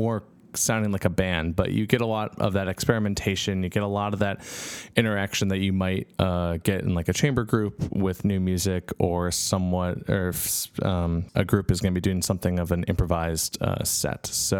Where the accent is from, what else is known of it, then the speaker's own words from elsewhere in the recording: Minneapolis, Minnesota, United States; moved away; I come from a background from Minneapolis